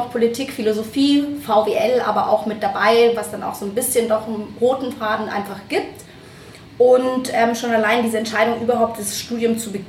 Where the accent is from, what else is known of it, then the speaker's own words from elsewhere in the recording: Munich, Bavaria, Germany; bin ein Münchner Kindle, trifft man ja auch nicht mehr ähm, so häufig